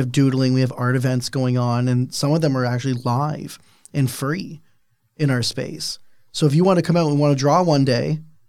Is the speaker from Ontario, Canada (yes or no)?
yes; Niagara, Ontario, Canada; I don't know about you, but I'm from Niagara.